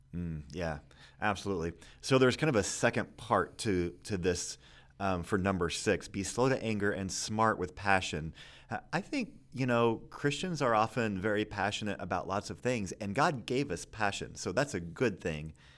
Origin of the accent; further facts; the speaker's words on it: Kansas City, Missouri, United States; I grew up in Kansas City